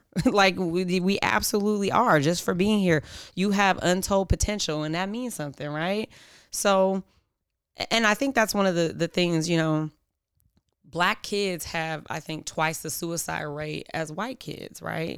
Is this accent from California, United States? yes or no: yes; Oakland, California, United States; also born or lived in Philadelphia; I'm from Oakland, grew up in Oakland. I was born in Philly, but came here when I was a baby